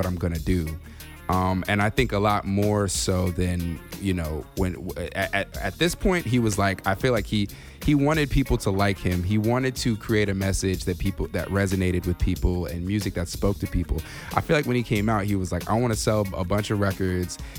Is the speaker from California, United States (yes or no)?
yes; California, United States; growing up in California